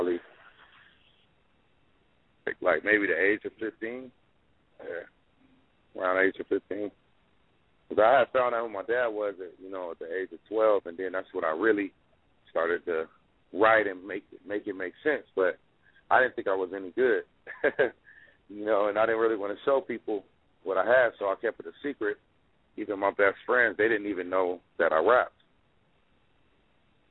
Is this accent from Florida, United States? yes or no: no; Compton, California, United States; I grew up in Compton, and I moved around a lot at a young age